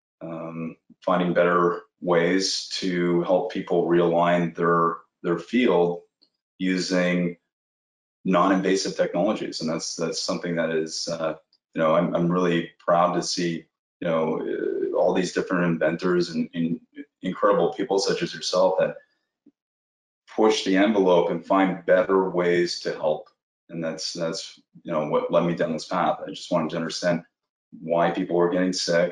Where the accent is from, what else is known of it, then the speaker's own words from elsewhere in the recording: Toronto, Ontario, Canada; now in Malibu, United States; Canadian. I'm from Canada, Toronto, Canada